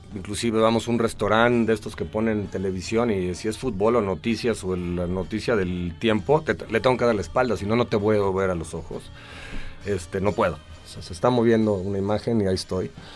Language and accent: Spanish; Mexico; moved away as an adult; now in Los Angeles, United States; yo soy muy mexicano